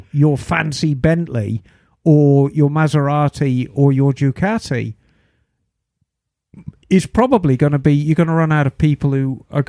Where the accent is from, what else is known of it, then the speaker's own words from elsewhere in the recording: Flanders, Belgium; English is a second language; now in Czech Republic; But I'm a Flemish expat, so not sure how that accent will be handled.